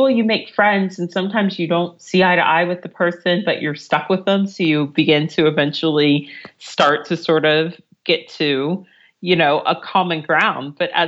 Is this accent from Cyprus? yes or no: no; United States; moved away as an adult; now in London, United Kingdom; I'm American.